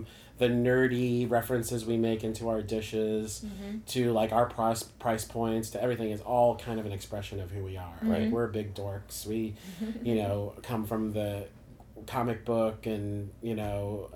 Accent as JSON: {"language": "English", "town": "Warrenton", "region": "Missouri", "country": "United States", "tie": "born or raised there", "lives_now": "St. Louis, United States", "said": "I grew up in Warrenton, Missouri"}